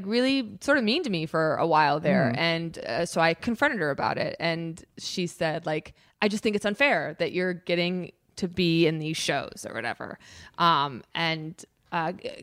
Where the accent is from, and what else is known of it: Chicago, Illinois, United States